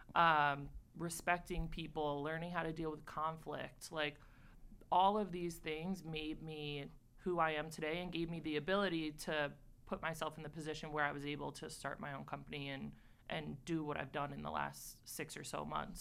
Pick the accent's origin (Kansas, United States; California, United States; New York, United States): New York, United States; Port Jefferson; I, I actually grew up in a very small town called Port Jefferson